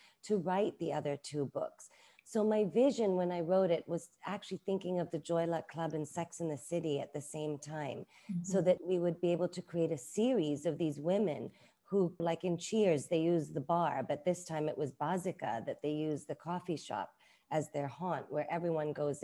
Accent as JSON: {"language": "English", "country": "Hong Kong", "tie": "born or raised there", "also_born_or_lived": "London, United Kingdom", "moved": "yes", "lives_now": "Bangkok, Thailand", "said": "I grew up in Hong Kong. I grew up with very stringent Asian aunties who raised me as well"}